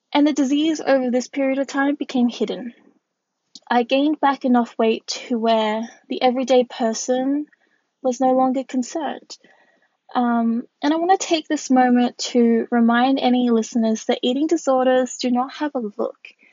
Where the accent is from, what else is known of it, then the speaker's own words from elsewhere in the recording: Australia; I am Australian, I am a curve model